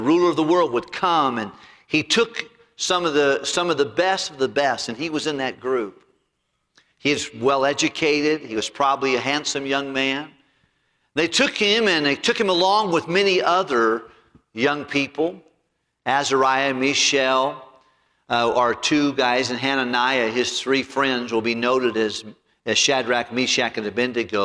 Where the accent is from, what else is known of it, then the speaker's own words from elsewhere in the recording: United States; being an American